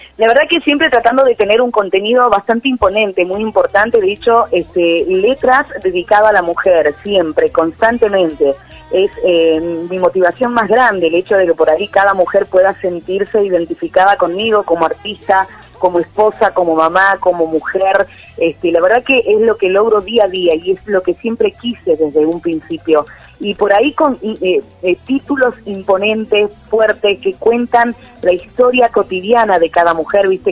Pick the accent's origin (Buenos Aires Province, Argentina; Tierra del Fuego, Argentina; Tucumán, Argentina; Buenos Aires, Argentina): Tucumán, Argentina; como tucumana, como artista tucumana